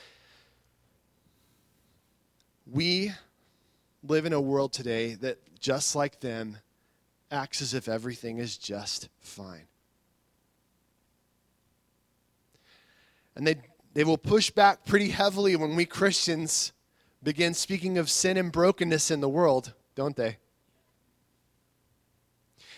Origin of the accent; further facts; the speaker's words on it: United States; I love my country too, and I'm glad to be an American